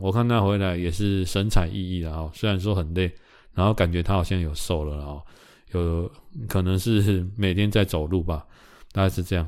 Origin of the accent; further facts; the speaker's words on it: Taiwan; 我们台湾人